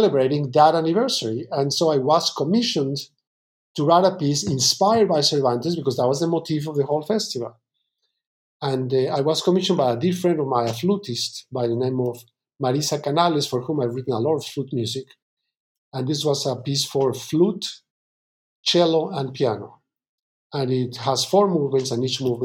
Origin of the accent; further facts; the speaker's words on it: Mexico; now in New York, United States; I'm originally from Mexico.